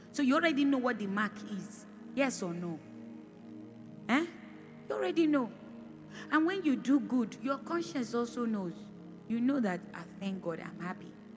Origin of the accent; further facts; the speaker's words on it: Edo, Nigeria; I'm from Edo State, so I know Edo people